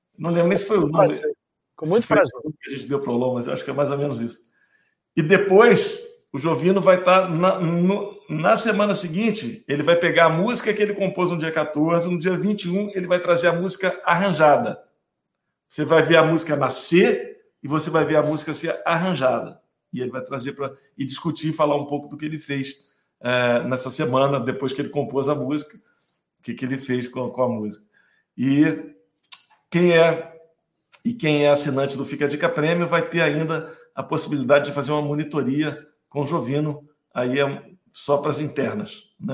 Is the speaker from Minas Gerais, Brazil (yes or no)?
yes; Minas Gerais, Brazil; eu sou mineiro